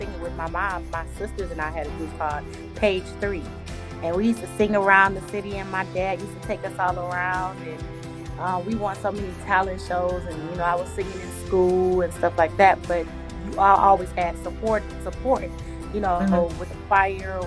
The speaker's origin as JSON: {"language": "English", "town": "Detroit", "region": "Michigan", "country": "United States", "tie": "born or raised there", "said": "So I'm from Detroit, Michigan, born and raised in Detroit, Michigan. I'm a Motown girl"}